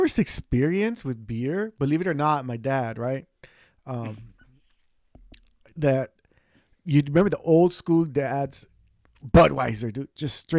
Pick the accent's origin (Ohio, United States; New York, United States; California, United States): California, United States; Los Angeles; growing up in East